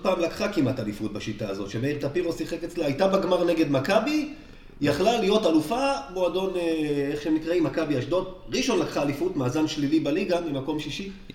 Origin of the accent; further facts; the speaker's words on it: Rishon LeZion, Central District, Israel; אני במקור מראשון, וכרשל"צי